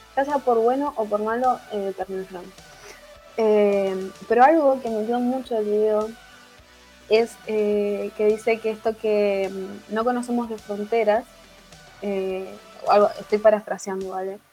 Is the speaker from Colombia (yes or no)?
no; Argentina